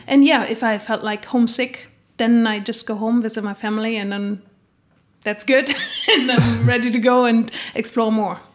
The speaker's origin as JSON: {"language": "English", "country": "Germany", "also_born_or_lived": "United States / Spain / Australia / Switzerland", "moved": "as an adult", "lives_now": "Bern, Switzerland", "said": "I'm originally from Germany"}